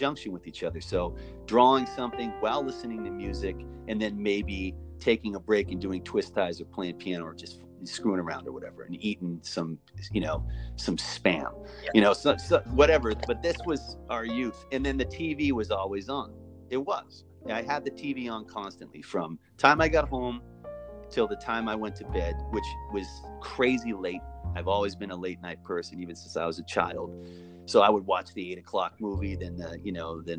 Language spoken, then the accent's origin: English; Massachusetts, United States; also born or lived in Maine; My folks separated when I was 9. I moved to Massachusetts in 1980 from Maine